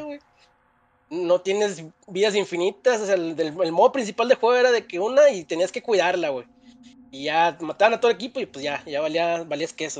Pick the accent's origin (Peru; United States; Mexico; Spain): Mexico; como no somos este, los mexicanos bien, este, acá con el vocabulario muy amplio